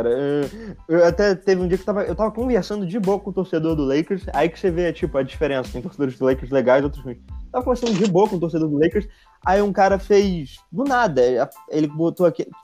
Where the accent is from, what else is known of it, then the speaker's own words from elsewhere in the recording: Angra dos Reis, Rio de Janeiro, Brazil; Sou de Angra.